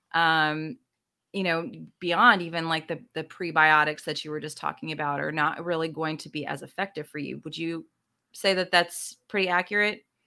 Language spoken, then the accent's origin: English; the South, United States; I'm from the South, too